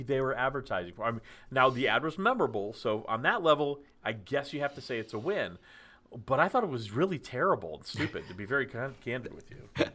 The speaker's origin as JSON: {"language": "English", "town": "Dallas", "region": "Texas", "country": "United States", "tie": "born or raised there", "said": "I grew up in Dallas"}